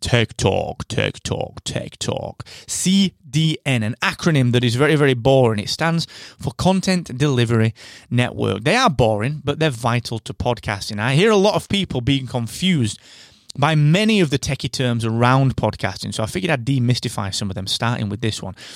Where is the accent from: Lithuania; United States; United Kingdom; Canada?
United Kingdom; I'm that British podcast guy